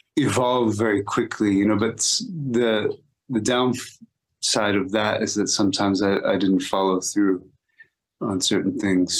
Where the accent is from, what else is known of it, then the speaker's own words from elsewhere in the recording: Austin, Texas, United States; growing up in Austin